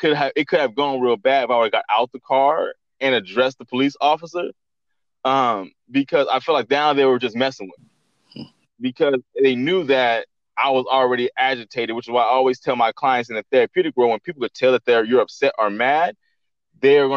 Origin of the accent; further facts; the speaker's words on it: Central California, United States; now in Los Angeles, United States; I'm not originally from Los Angeles. I'm from like Central California, which is like 3 hours away from Los Angeles.